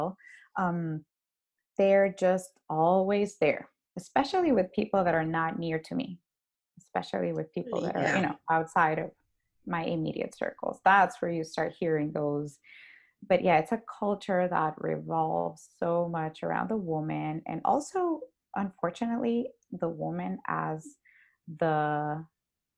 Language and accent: English; Honduras; moved away as an adult; now in Dallas, United States; We're both from Honduras.